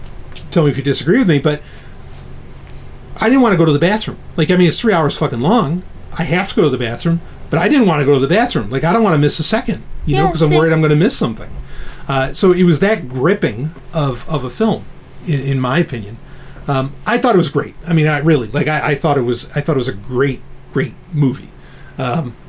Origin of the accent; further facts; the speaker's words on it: New York City, New York, United States; of course I grew up in New York